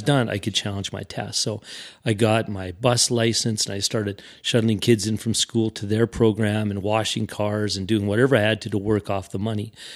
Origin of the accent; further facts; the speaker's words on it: Regina, Saskatchewan, Canada; I'm from Regina